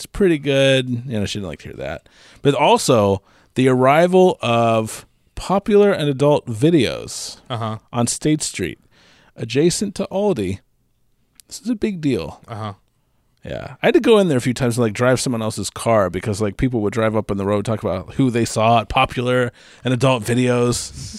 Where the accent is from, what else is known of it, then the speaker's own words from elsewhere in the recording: Alliance, United States; But look, I grew up in Alliance where, like, the town was up in arms.